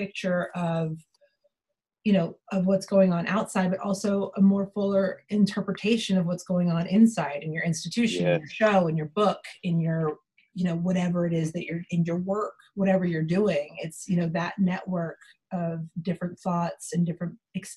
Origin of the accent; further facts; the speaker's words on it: Austin, Texas, United States; I'm from Austin